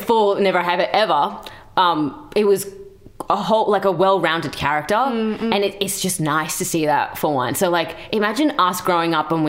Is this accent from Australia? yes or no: yes; Australia; accent: Australian; Because, I mean, I have an Australian accent. Yeah. I mean, when I go to India, they know I'm Australian.